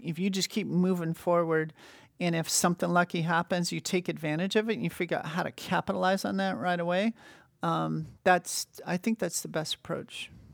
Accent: Montana, United States; moved away; also born or lived in Washington / New York; I was born in Washington, in the state of Washington. but I don't remember that 'cause I moved to Montana when I was really young. So I always think of myself as being from Montana.

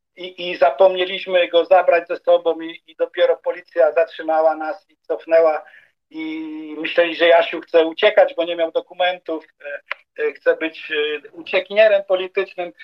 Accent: Wrocław, Lower Silesian Voivodeship, Poland; moved away as an adult; also born or lived in Vienna area, Austria; now in Bregenz, Austria; Wrocław, stare miasto, gdzie się urodziłem

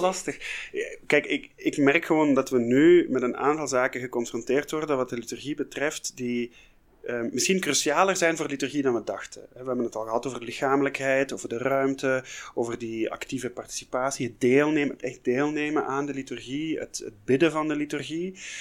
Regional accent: Flanders, Belgium; bij ons in Vlaanderen

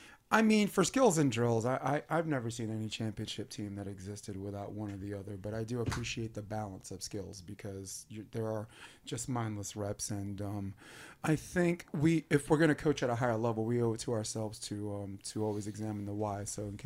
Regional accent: New York, United States; I'm a New Yorker

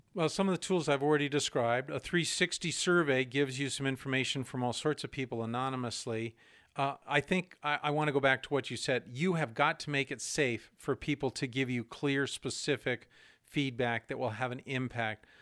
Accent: New Hampshire, United States; I'm from New Hampshire

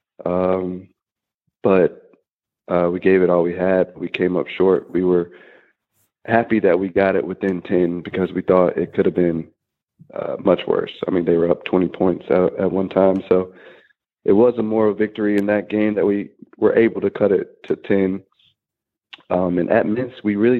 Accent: Winston-Salem, North Carolina, United States; it was one of the main reasons I went to Wake Forest, was because it was my hometown

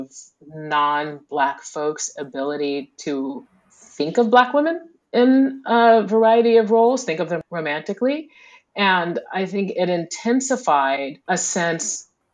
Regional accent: the American South, United States; growing up in the American South

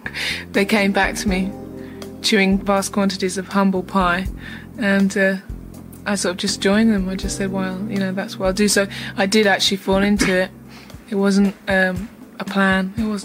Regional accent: Ibadan, Oyo, Nigeria; moved away; also born or lived in England; I was born in Nigeria, in somewhere called Ibadan

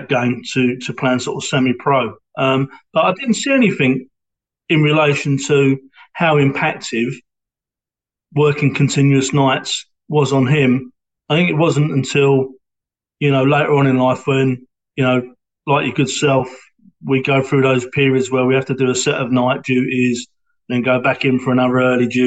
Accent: London, United Kingdom; accent: Cockney; now in Hornchurch, United Kingdom; I was born in Stepney in East London, which allegedly is in the sand of the Bow Bells. So that makes me a Cockney. And we lived in Stepney in East London for a couple of years

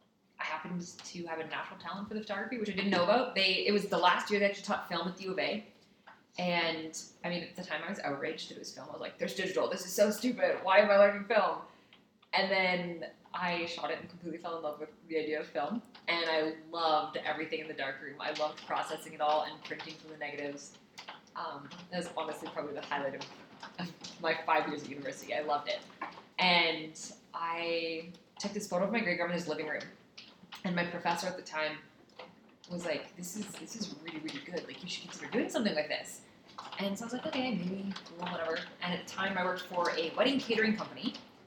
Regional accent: Saudi Arabia; And then fun facts, I grew up in Saudi Arabia.

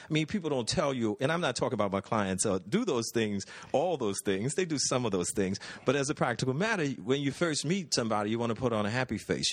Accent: New Orleans, Louisiana, United States; growing up in New Orleans

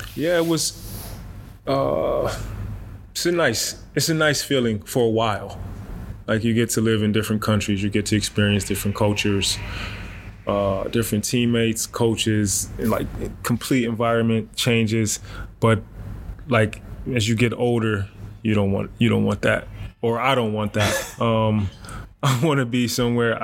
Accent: Rochester, New York, United States; moved away as an adult; also born or lived in Alabama / Germany; my hometown in Rochester

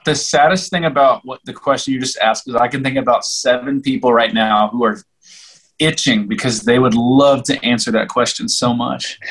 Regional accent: Oklahoma, United States; now in Colorado, United States; I'm from Oklahoma

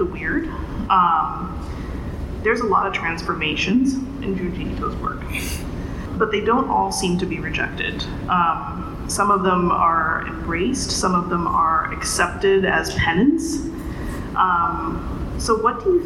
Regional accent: Indonesia; I grew up in Indonesia, where there is a lot of comics

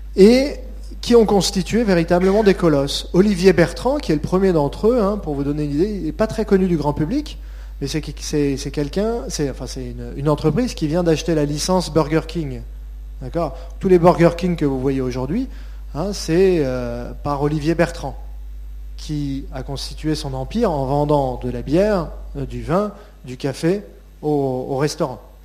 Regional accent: France; En tant que Français et qu'Européens

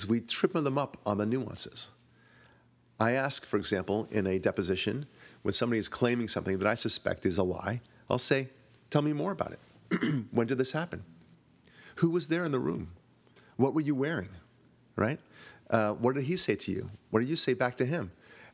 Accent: Israel; moved away; I'm from Israel originally

